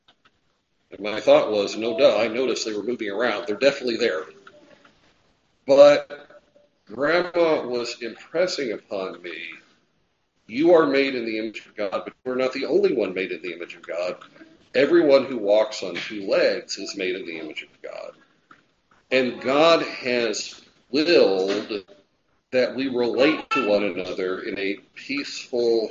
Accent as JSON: {"language": "English", "country": "United States", "said": "We are Americans"}